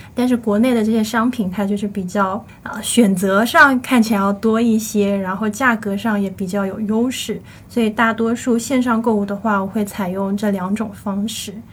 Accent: Shenzhen, Guangdong, China; 我小时候是住在离这个东门老街非常非常远的一个地方

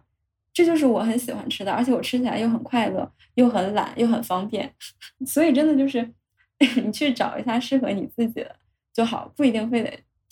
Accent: China; 是我们中国人特有的蛋白质含量特别高的好的食物。

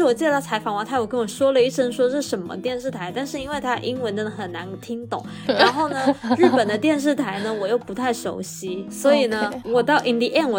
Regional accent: China; 一听到我们是从中国来的就很兴奋

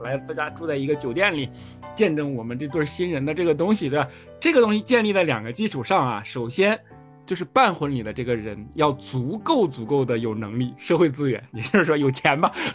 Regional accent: Northeast China, China; 就以前在我老家嘛，我是东北的，我跟小黑一个地区哈

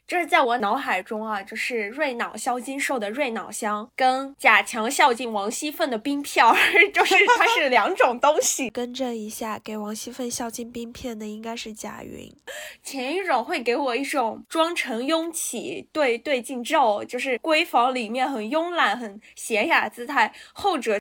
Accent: northern China, China; moved away; 我作为一个北方人

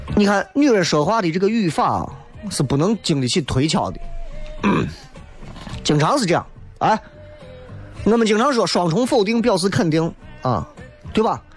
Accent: Xi'an, Shaanxi, China; 作为同是西安老乡的你们，作为同是陕西相当的各位

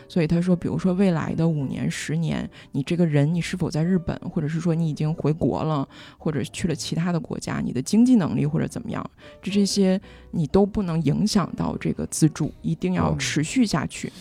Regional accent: Northeast China, China; 我就是东北人的性格非常地实在

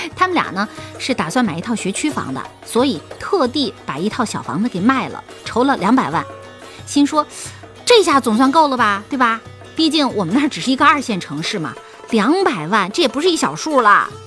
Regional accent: Jiaodong, Shandong, China; 我是胶东那边的人

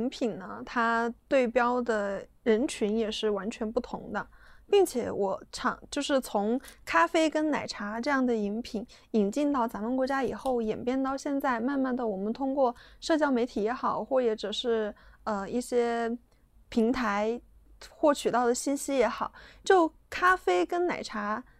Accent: China; 在我们中国人眼里

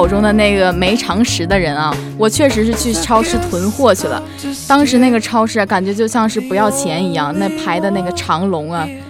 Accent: Northeast China, China; moved away; 我是东北的，其实很少经历过这种自然灾害的。

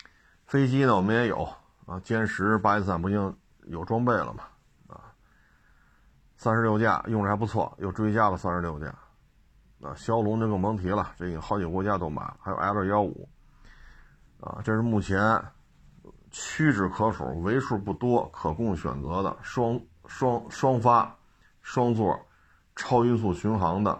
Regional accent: China; 接下来的压力就要由我们中国人来承担了

